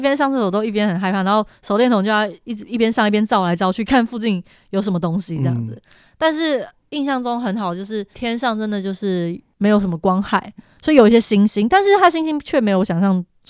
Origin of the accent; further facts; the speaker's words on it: Taiwan; 但是我是台湾人哎，